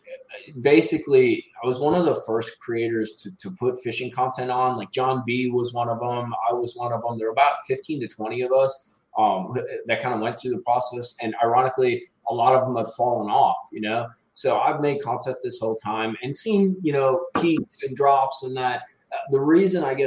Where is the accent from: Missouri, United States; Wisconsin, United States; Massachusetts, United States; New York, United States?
Wisconsin, United States; also born or lived in Florida / North Alabama; now in Alabama, United States; I'm originally from Wisconsin.